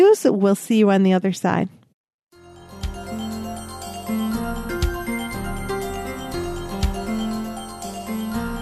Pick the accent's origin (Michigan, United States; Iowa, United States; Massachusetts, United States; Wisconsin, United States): Michigan, United States; now in Texas, United States; growing up in Michigan